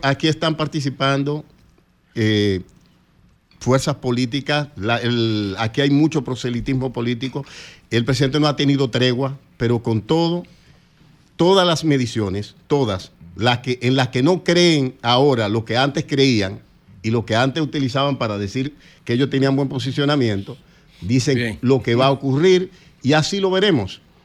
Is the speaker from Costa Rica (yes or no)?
no; Azua, Dominican Republic; now in Santo Domingo, Dominican Republic; Yo soy de Asua